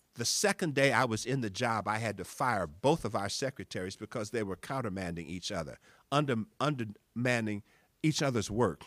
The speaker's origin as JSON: {"language": "English", "town": "East St. Louis", "region": "Illinois", "country": "United States", "also_born_or_lived": "Beloit, Wisconsin", "moved": "yes", "said": "I'm from East Saint Louis"}